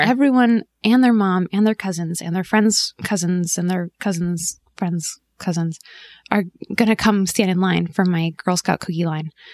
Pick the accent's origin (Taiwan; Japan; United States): United States; Southern California; moved away as an adult; also born or lived in New York; my husband and I grew up in, in Southern California